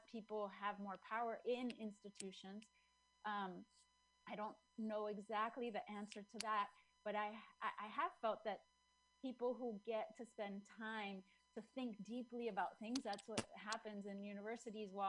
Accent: Chile; moved away; I'm from Chile.

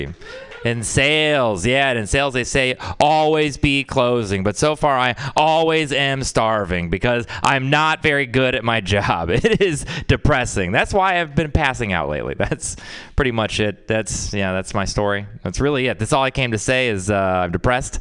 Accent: Texas, United States; I'm from Texas

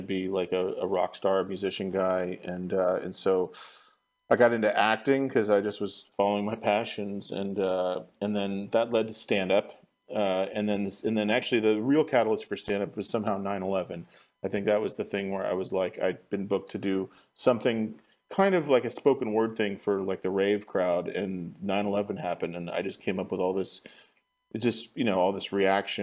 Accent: Marin County, California, United States; also born or lived in San Francisco; But I was raised in Marin County

